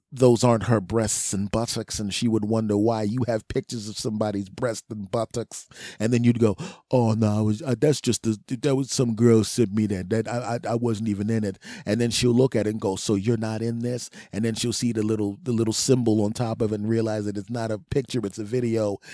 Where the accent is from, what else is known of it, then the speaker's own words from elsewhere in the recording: Philadelphia, Pennsylvania, United States; moved away; my friends and family back in my hometown, some of my friends and family, Philadelphia